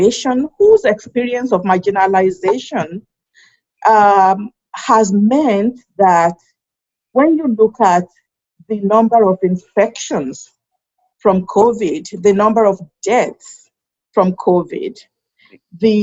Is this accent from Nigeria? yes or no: yes; Nigeria; now in United States; I think of myself as a Nigerian in America